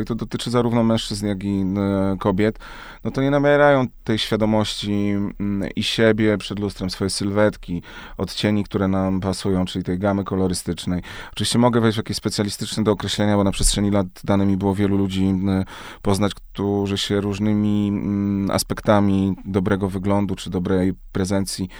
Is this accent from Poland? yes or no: yes; Krotoszyn, Greater Poland, Poland; moved away; ja wychowałem się w małym mieście w Krotoszynie, w Wielkopolsce